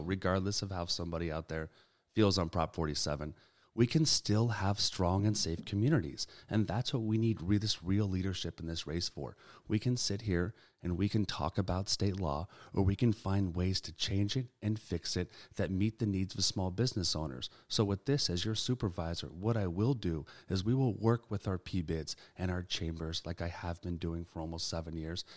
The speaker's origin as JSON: {"language": "English", "town": "Sacramento", "region": "California", "country": "United States", "tie": "born or raised there", "said": "I've had the pleasure of growing up and being born and raised in Sacramento"}